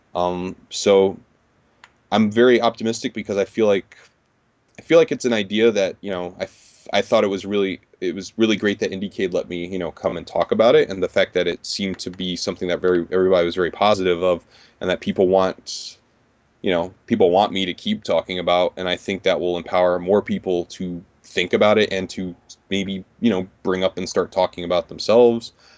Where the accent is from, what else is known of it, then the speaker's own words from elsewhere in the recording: New York, United States; growing up in New York for the last thirty years.